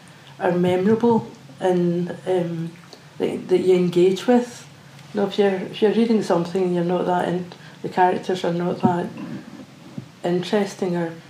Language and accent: English; Old Kilpatrick, Scotland, United Kingdom; I come from Oakilpatrick